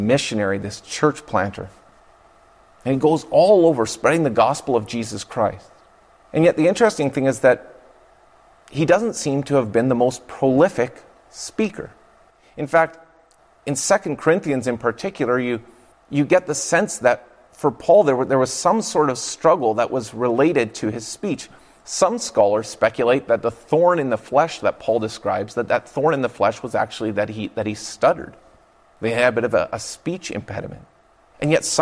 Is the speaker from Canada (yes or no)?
yes; Fraser Valley, British Columbia, Canada; I grew up in the Fraser Valley of British Columbia